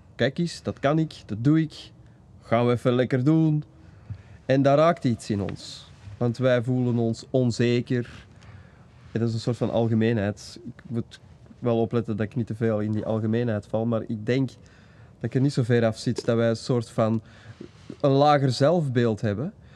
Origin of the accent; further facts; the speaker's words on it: Belgium; maar ik ben wel een Belg